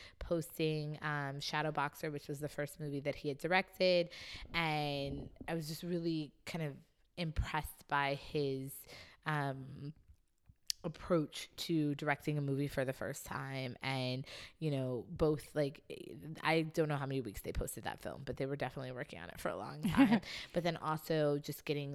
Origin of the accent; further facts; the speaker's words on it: Chicago, Illinois, United States; moved away; also born or lived in New York; I was raised in Chicago, but originally from New York